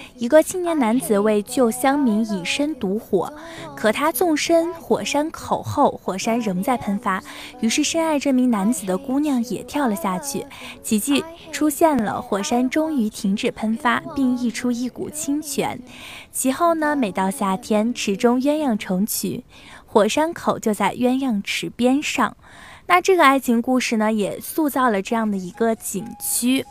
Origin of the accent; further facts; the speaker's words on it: southern China, China; 身在南方，其实很少能够看到下雪的时候